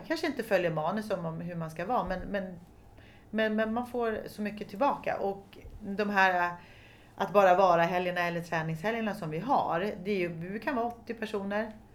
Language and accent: Swedish; Stockholm, Stockholm County, Sweden; jag kommer från Stockholm, eller jag är född på allmänna BB